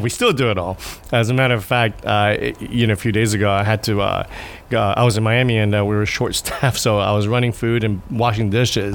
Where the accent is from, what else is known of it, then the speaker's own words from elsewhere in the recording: Japan; I'm from Japan